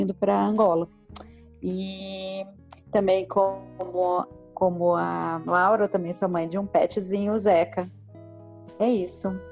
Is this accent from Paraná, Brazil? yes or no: no; Belo Horizonte, Minas Gerais, Brazil; moved away as an adult; also born or lived in Luanda; now in São Paulo, Brazil; também sou de Belo Horizonte, moro em São Paulo há 15 anos.